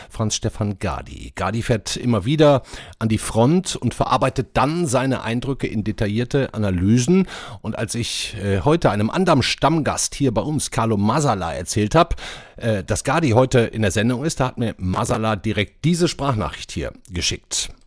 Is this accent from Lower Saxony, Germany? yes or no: no; North Rhine-Westphalia, Germany; Sonne und Sonne, wie man in meiner Heimat NRW sagt.